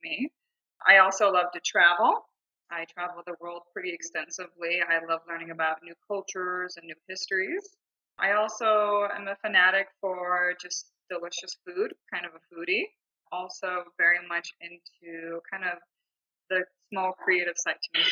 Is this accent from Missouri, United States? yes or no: no; Southern California, United States; moved away as an adult; now in Scottsdale, Arizona, United States; I grew up in Southern California and then I moved here in 2008